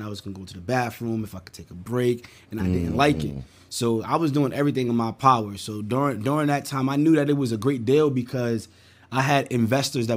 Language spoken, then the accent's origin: English; New York City, New York, United States; born and raised in Brooklyn, New York.